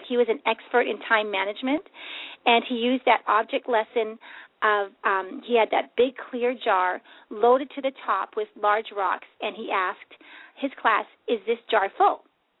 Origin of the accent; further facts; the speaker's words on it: Canada; this year, and I'm Canadian and U.S., And so it's confusing.